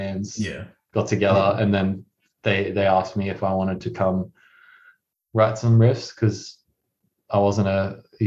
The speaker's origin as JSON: {"language": "English", "town": "Cairns", "region": "Queensland", "country": "Australia", "tie": "born or raised there", "said": "we started in my hometown up in Cairns"}